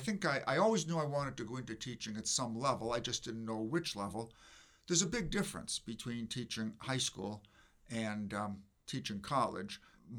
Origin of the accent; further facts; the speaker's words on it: Detroit, Michigan, United States; born there; I was born in Detroit. My family's not from Michigan. My family's from Massachusetts.